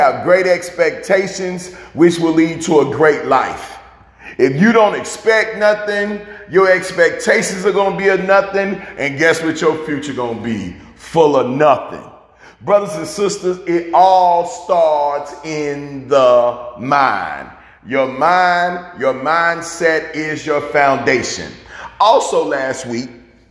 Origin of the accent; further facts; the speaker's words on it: Chicago, Illinois, United States; my hometown of Chicago